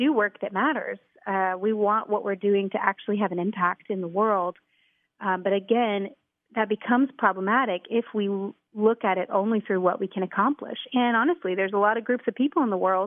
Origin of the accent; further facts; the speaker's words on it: Houston, Texas, United States; I grew up in the Houston area in a great family